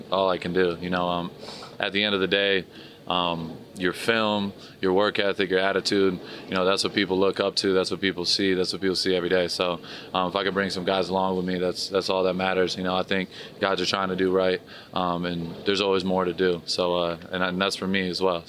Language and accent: English; Michigan, United States; moved away; when I grew up in Michigan